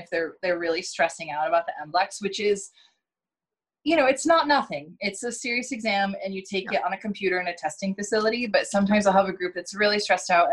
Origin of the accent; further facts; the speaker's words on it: New York, United States; moved away as an adult; now in Oregon, United States; I'm from New York originally